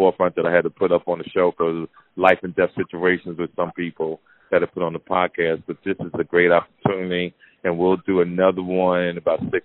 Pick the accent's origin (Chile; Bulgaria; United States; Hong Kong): United States; Jersey City, New Jersey; moved away; That's my hometown, the tri-state area, Jersey City, New Jersey. I'm truly proud to be back home